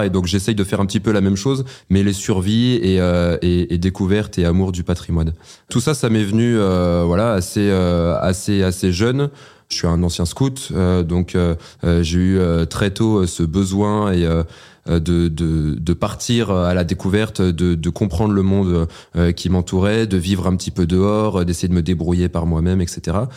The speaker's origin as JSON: {"language": "French", "country": "France", "said": "je suis un Français passionné"}